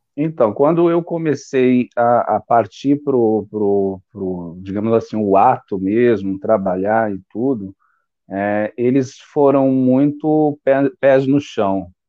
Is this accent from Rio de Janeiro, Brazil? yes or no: no; São Paulo, Brazil; eu sou de São Paulo, capital